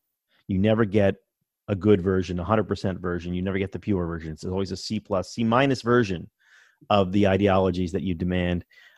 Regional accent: Baltimore, Maryland, United States; born there; also born or lived in New England; but I was born in Baltimore, so I've been an Orioles fan forever. I spent a long time in New England

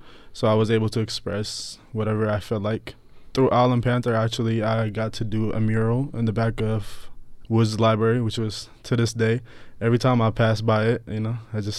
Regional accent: Ethiopia; now in Tucson, United States; I was born in Ethiopia. I moved down here in 2012, I believe.

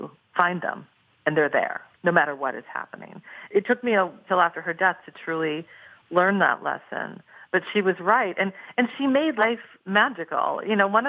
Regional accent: Portland, Oregon, United States; my hometown of Portland, Oregon

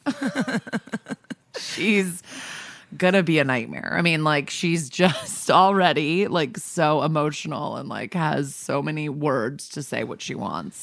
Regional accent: New Canaan, Connecticut, United States; now in New York, United States; where my hometown is. I'm not being secretive, it's New Canaan, Connecticut

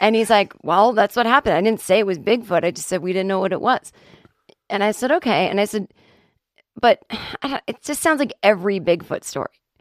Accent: Boston, Massachusetts, United States; I'm not Irish, but I'm from Boston

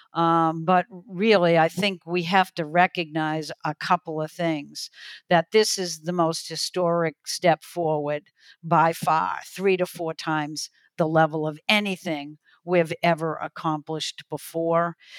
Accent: New England, United States; a kid growing up in New England

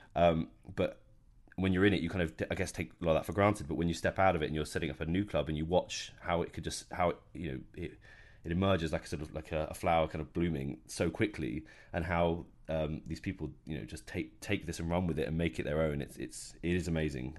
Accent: Bournemouth, South West England, United Kingdom; moved away as an adult; now in London, United Kingdom; I grew up in Bournemouth, which is on the south coast of, uh, of Britain

